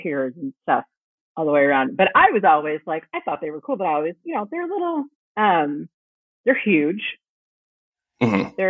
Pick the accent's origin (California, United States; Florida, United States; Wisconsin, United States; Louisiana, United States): California, United States; Northern; I grew up in Northern California.